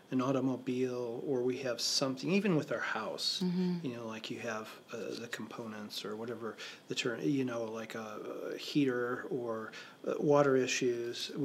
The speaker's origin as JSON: {"language": "English", "country": "United States", "said": "I'm from the States"}